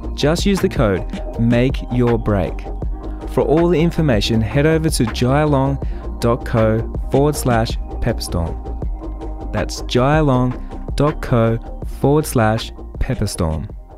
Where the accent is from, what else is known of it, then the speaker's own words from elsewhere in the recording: Australia; accent: Australian; My Australian accent